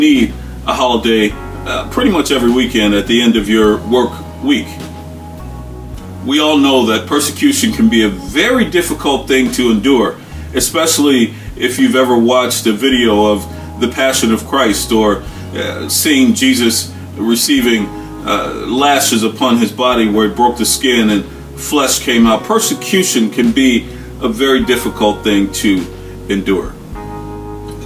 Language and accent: English; United States; As African-American people